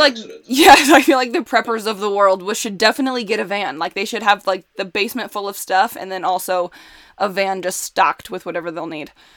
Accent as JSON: {"language": "English", "region": "Indiana", "country": "United States", "tie": "born or raised there", "also_born_or_lived": "Chicago", "moved": "as an adult", "said": "I grew up in Indiana"}